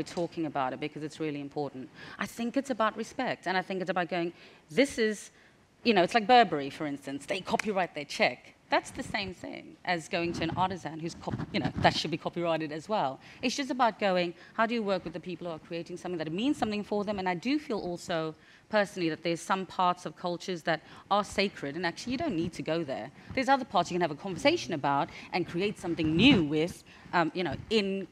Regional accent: South Africa; I'm from South Africa, where we had no opportunity to be anywhere near luxury brands at all. I'm from apartheid South Africa.

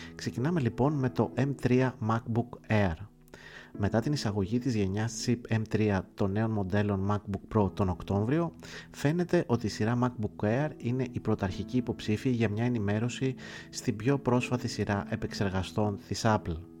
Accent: Greece; ως Έλληνας

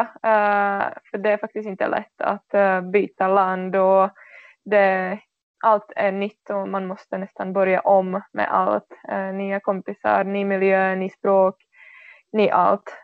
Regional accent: Czechia; Swedish is a second language; now in Sweden; i den här U19-tjejlag i min hemstad

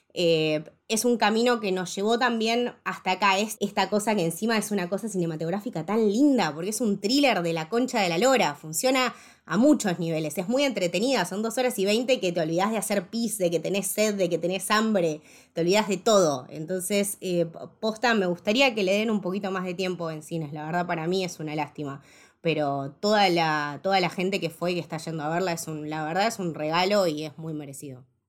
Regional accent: Argentina; muy orgullosa de mi país, de donde soy

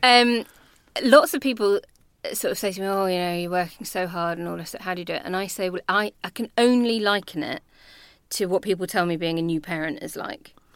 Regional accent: Northern Ireland, United Kingdom; accent: Belfast; moved away; When I was nine, we moved there because of my dad's job. And so I did my sort of secondary schooling there

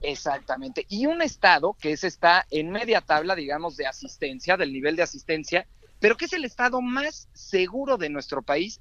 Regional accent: Mexico

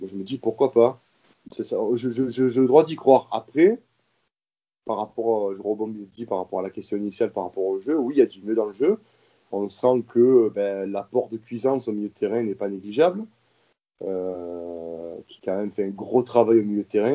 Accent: Marseille, Provence-Alpes-Côte d'Azur, France; je suis né à Marseille, je suis marseillais de naissance

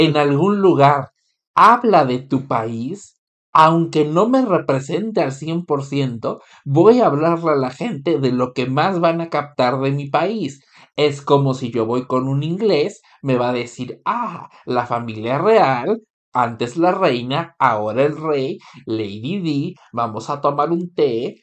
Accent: Mexico; moved away; Y es tan común que te digan a ti, como mexicano, "Ah, México, fiesta

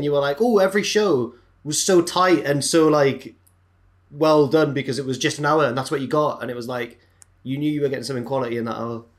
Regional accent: Jarrow, North East England, United Kingdom; I am from Jarrow.

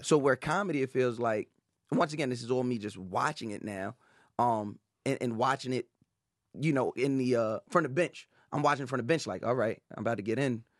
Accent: Long Island, New York, United States; also born or lived in Brooklyn; I grew up on Long Island

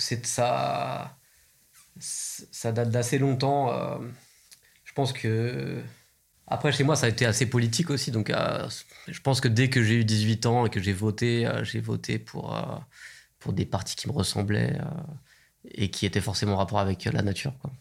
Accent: Seine-Saint-Denis, Île-de-France, France; now in Nantes, France; J'ai grandi dans le 93 aussi

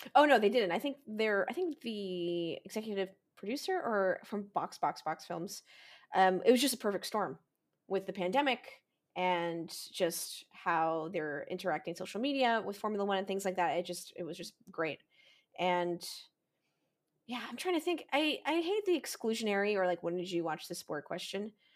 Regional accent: United States; as an American

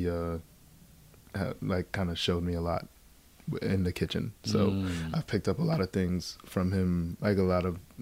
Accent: Baldwin, New York, United States; also born or lived in Queens, New York; I grew up on Long Island.

